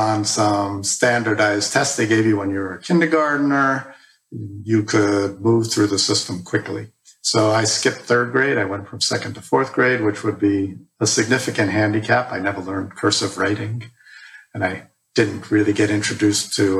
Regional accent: New York City, New York, United States; moved away as an adult; also born or lived in Ithaca, New York; I was born and raised in the Bronx, New York, with one older sister.

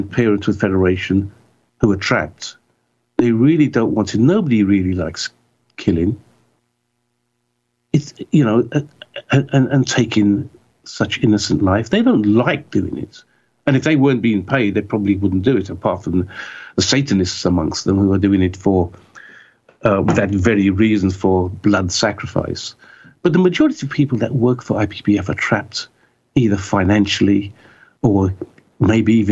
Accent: United Kingdom

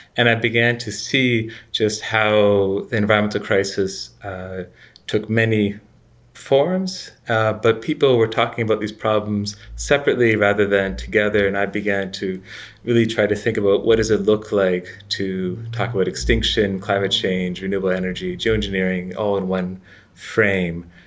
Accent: Canada; moved away as an adult; also born or lived in United States / United Kingdom; now in Florence, Italy; I'm Canadian, educated in the U S and Britain. I'm currently, uh, living in Florence

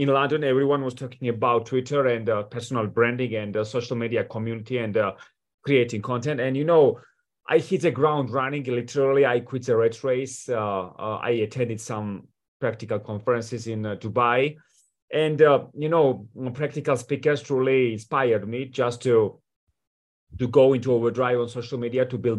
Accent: Georgia; moved away as an adult; also born or lived in Washington, D.C., United States / Manassas, Virginia, United States / New York City, United States; I come from Georgia, from Europe, you know, and I moved to the United States at the age of 18

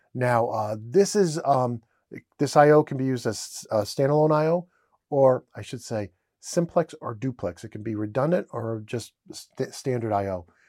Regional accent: Rhode Island, United States; I'm from Rhode Island, and I always say ideas with an R

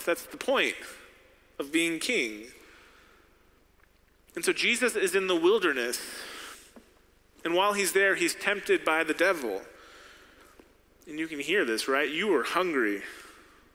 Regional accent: United States

